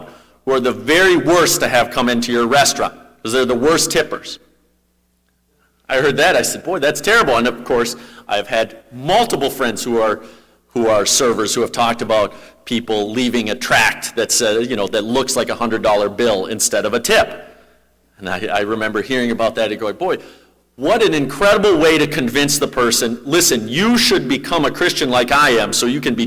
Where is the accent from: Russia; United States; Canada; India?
United States; Minnesota; I'm a Minnesotan